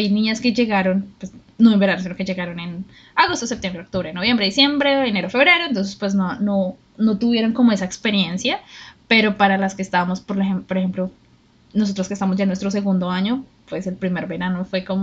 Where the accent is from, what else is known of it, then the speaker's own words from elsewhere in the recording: Colombia; bueno, nosotros somos de Colombia